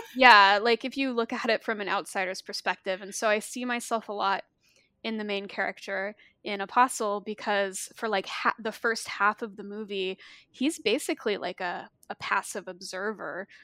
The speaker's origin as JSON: {"language": "English", "region": "Arkansas", "country": "United States", "tie": "born or raised there", "said": "I grew up in the Bible Belt, um, I'm from Arkansas, and I grew up in a very conservative Christian town"}